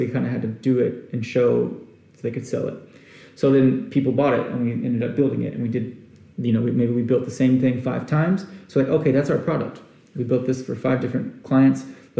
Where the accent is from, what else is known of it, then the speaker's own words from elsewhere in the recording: Arkansas, United States; moved away as an adult; also born or lived in Houston, Texas / Austin, Texas; I wanted to get out of Austin, Texas, because it's really not that far from where I was born in Houston and where I grew up in Arkansas.